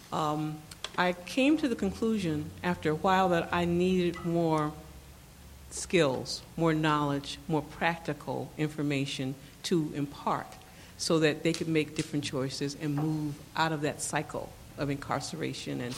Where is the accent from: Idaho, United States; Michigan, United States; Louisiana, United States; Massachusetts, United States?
Michigan, United States; Detroit; I'm from Detroit, Michigan